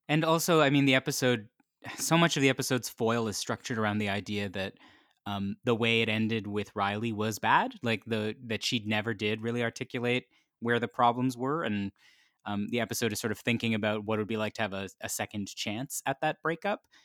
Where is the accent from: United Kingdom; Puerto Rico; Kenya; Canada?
Canada; I'm Canadian